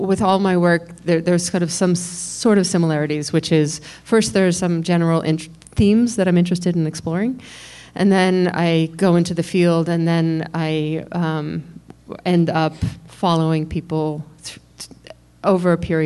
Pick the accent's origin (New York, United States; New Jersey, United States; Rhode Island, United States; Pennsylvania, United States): New York, United States; I'm a New Yorker, and was here on 9/11